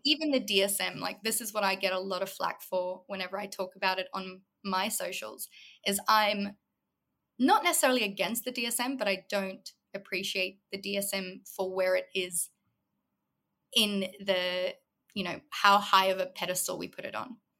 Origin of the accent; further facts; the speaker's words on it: South Africa; moved away as an adult; also born or lived in Los Angeles, United States; now in Australia; predominantly I grew up in South Africa. I lived there my whole childhood until I was about 18, 19